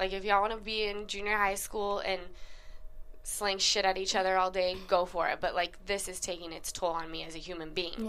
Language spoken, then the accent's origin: English; Utah, United States; now in Los Angeles, United States; girlfriends of mine that I grew up with in Utah